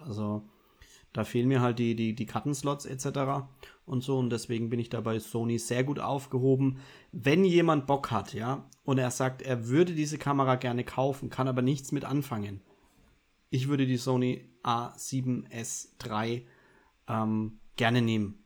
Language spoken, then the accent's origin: German; Bavaria, Germany; Ich als Bayer